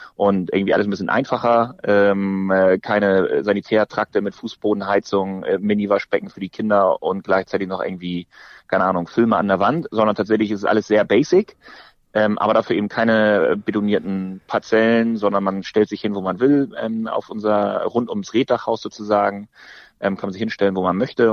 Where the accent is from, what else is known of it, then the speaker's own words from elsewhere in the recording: Northern Germany, Germany; selbst als Norddeutscher